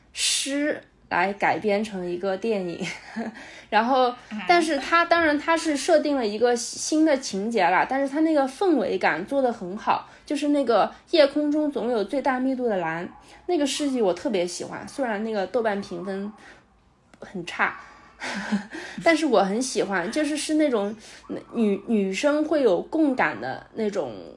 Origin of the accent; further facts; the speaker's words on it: China; 我们中国人